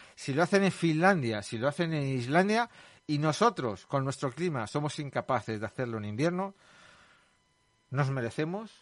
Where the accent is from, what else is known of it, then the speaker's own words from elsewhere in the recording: Leganés, Community of Madrid, Spain; los leganenses somos y los madrileños y los españoles